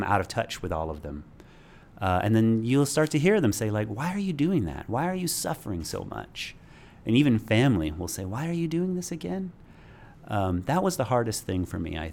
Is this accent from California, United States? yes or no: no; Hephzibah, Georgia, United States; growing up in Hepzibah, Georgia